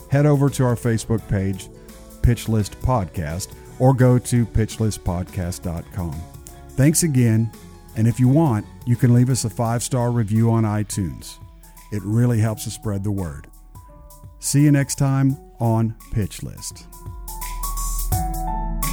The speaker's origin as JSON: {"language": "English", "town": "Garland", "region": "Texas", "country": "United States", "tie": "born or raised there", "moved": "yes", "said": "I'm a Texan also"}